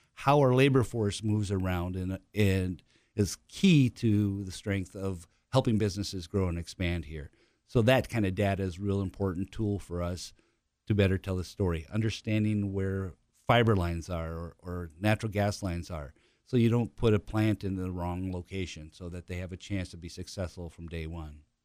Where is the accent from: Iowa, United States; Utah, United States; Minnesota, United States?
Minnesota, United States; Tremont; now in Hartford, United States; my hometown of Tremont, Minnesota is eight hundred and five people.